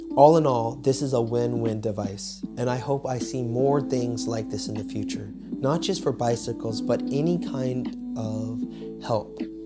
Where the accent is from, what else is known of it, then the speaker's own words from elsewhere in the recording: United States; moved away as an adult; now in Poland; I'm originally from America